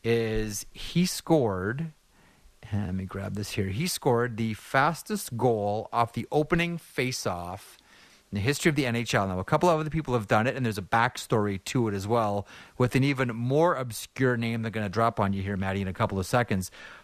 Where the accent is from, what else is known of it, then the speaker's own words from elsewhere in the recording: Toronto, Ontario, Canada; I am from Toronto